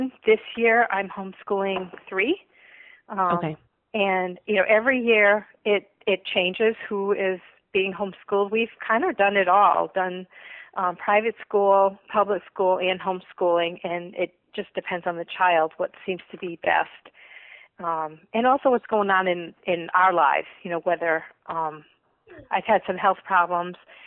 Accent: Rhode Island, United States; moved away; I was born in Rhode Island, so if I have a little bit of an accent sometimes, that's where it's from.

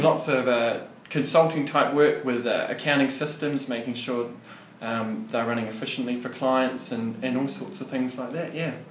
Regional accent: Wellington, New Zealand; moved away as an adult; also born or lived in Otago, New Zealand; now in Goulburn, Australia; I'm originally from New Zealand, a bit of an accent there. So I was born and bred in uh, Wellington in New Zealand.

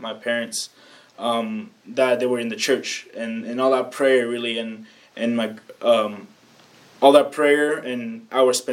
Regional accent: Mexico; moved away; I grew up in Mexico and I went to a Catholic school

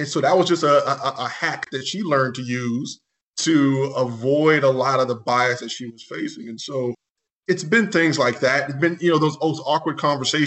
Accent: Baton Rouge, Louisiana, United States; also born or lived in New Orleans; I was born and raised in Baton Rouge, Louisiana

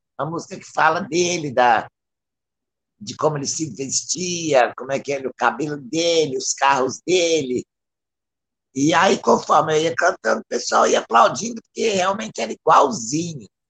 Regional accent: Belo Horizonte, Minas Gerais, Brazil; eu sou de Belo Horizonte

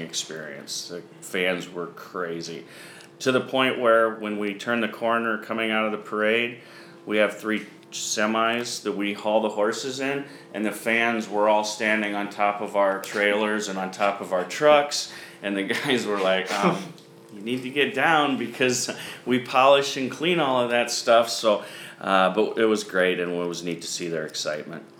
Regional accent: Donahue, Iowa, United States; I grew up in Iowa, a small town called Donahue

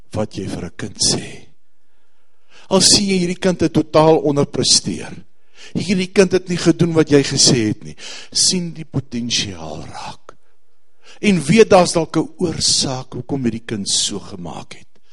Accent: South Africa; Ons as Suid-Afrikaners

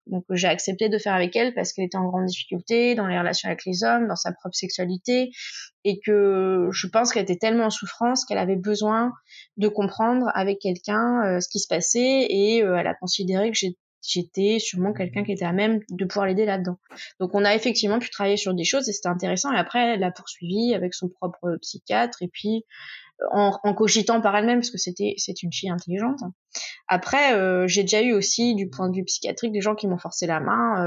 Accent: Tours, Centre-Val de Loire, France; moved away as an adult; now in Marseille, France; je suis originaire de Touraine. là, je suis à Marseille pour, pour l'émission. Euh, je fais juste mes études ici, mais à la base, je viens de Tours

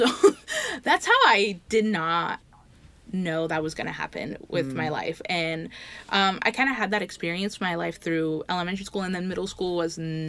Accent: Canby, Oregon, United States; born or raised there; also born or lived in Pomona, California

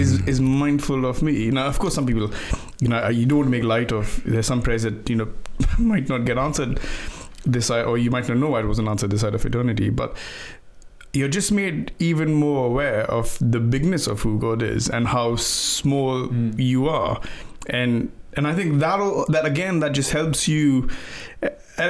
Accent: India; now in England; I grew up in India, and every time I go to visit, and I've moved to England, when I go back home to visit India

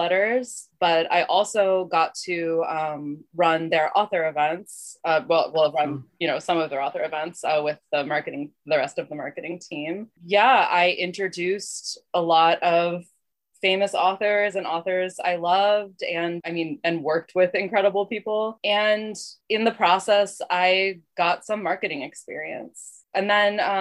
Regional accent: Miami, Florida, United States; moved away as an adult; now in Boston, United States; growing up in Miami

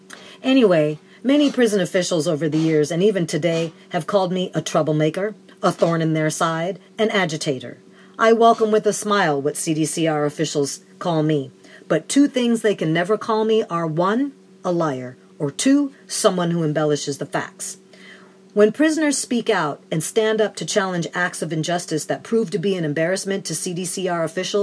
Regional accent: Oakland, California, United States; those natural things I saw as a kid growing up in West Oakland in the 60s.

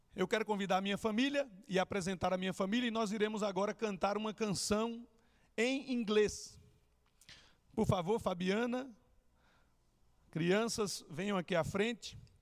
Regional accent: São Caetano do Sul, São Paulo, Brazil; moved away as an adult; also born or lived in Chile; eu sou natural de São Caetano do Sul

